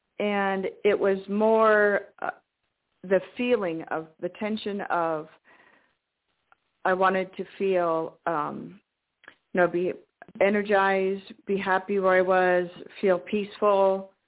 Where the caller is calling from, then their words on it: Washington, United States; from Washington State.